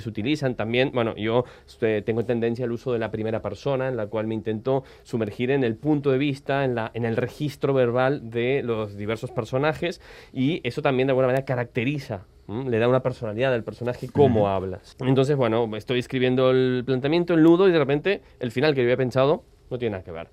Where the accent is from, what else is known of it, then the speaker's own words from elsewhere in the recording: Argentina; moved away as an adult; now in Barcelona, Spain; nací en Argentina, llevo ya más de 16, 17 años en Barcelona